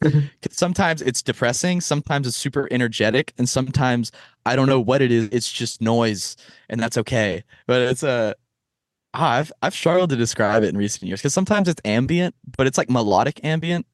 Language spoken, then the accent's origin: English; Texas, United States; moved away as an adult; now in Boston, United States; I was born in Texas and raised in Texas my entire life